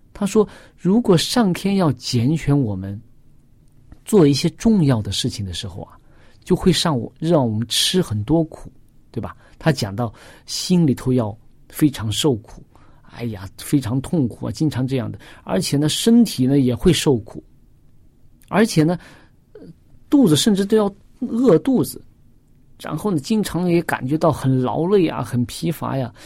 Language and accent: Chinese; China; 我们中国人